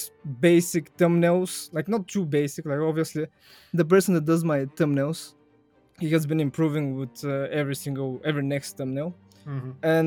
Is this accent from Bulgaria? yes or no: yes; Bulgaria; first language Bulgarian; English is a second language; in Bulgarian, my native language